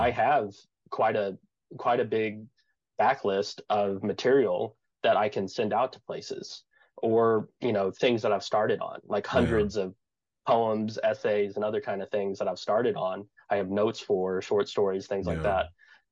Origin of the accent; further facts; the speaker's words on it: the Ozarks, United States; I grew up in the Ozarks playing bluegrass, folk